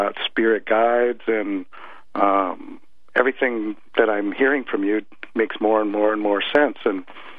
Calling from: Kirkland, Washington, United States

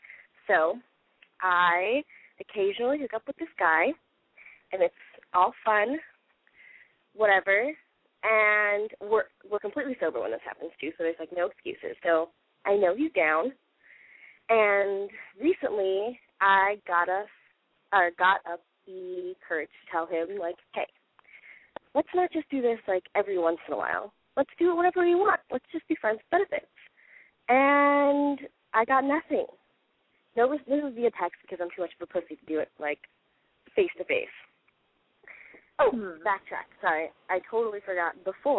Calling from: San Diego, California, United States

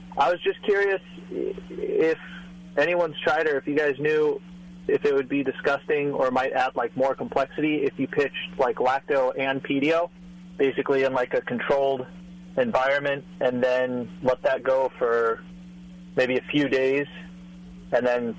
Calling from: Burbank, California, United States; I'm calling from Burbank.

